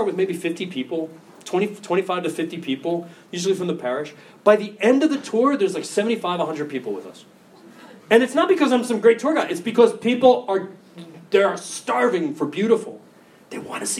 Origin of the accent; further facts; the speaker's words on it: United States; I'm American